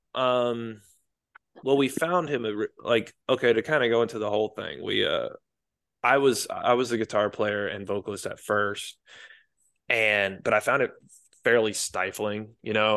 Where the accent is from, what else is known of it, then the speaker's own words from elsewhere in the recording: Marietta, Georgia, United States; moved away as an adult; now in Tainan, Taiwan; Marietta, Kennesaw, Georgia